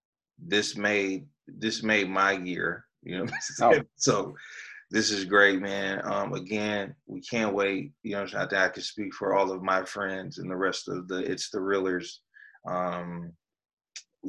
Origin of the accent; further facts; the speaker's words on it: Flint, Michigan, United States; now in Detroit, United States; I'm from Flint. So I grew up, born and raised in Flint. And I made it to Detroit, so I'm here.